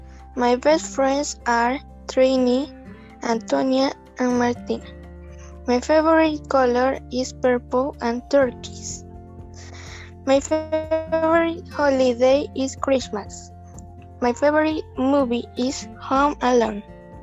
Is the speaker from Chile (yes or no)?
yes; Chile; English is a second language; I am from Chile. I am in grade 6. I am 11 years old.